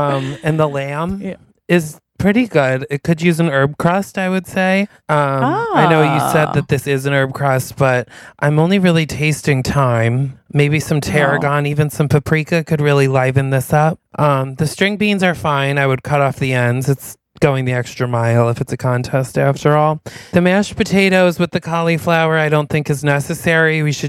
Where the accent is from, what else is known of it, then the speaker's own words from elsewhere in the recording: New York, United States; And I'm like, sorry, we're from New York.